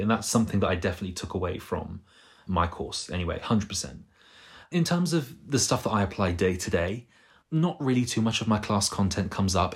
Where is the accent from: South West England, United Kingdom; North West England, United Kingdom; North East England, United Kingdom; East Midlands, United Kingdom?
South West England, United Kingdom; Bristol; moved away as an adult; now in London, United Kingdom; I'm not from London, I'm from Bristol.